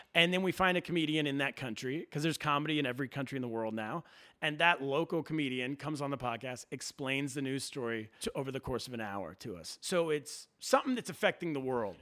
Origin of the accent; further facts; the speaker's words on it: Sacramento, California, United States; moved away as an adult; also born or lived in Suzhou, China; now in Brooklyn, United States; I grew up in Sacramento, California, but my comedy career started in a place called Suzhou, China.